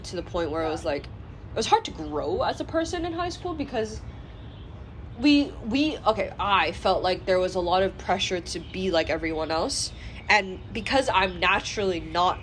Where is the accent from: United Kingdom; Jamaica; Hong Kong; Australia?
Hong Kong; moved away; I'm from Hong Kong